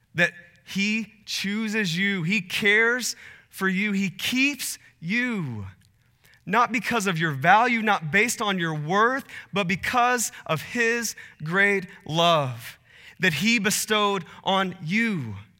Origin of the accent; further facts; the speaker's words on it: Texas, United States; also born or lived in Portland; now in Phoenix, United States; I, I grew up in Texas, and, uh, spent a little bit of time in Portland, and then my family and I moved to Phoenix